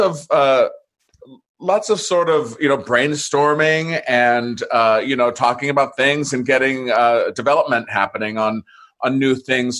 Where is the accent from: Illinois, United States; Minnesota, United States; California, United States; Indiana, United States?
California, United States; San Diego; also born or lived in Santa Monica; I was born in Santa Monica and grew up in San Diego.